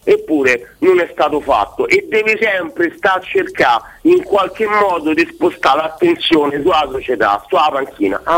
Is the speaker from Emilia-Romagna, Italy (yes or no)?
no; Rome, Lazio, Italy; now in Urbino, Italy; Romano, romano Decine città Don Bosco